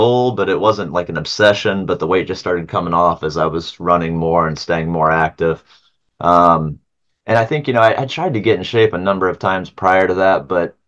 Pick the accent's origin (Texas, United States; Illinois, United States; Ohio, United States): Ohio, United States; we're from Ohio